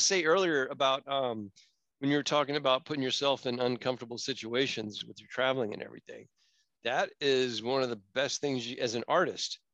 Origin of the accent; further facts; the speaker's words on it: Florida, United States; now in California, United States; I grew up in Florida